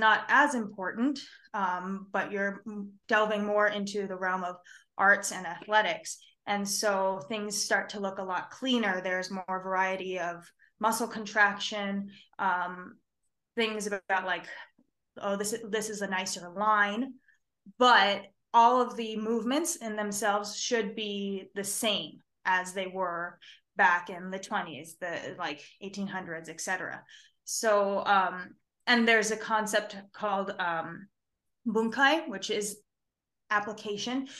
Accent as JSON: {"language": "English", "town": "Denver", "region": "Colorado", "country": "United States", "tie": "born or raised there", "said": "I'm born and raised in Denver, Colorado"}